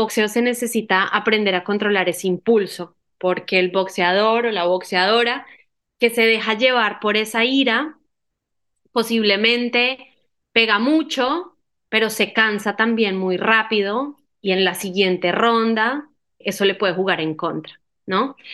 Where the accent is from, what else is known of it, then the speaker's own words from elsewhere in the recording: Medellín, Antioquia, Colombia; yo soy, mi familia es del nororiente antioqueño. Yo soy nacida en Medellín y mi familia es eh, también, ¿no? Mis padres. Entonces, bueno, yo soy paisa.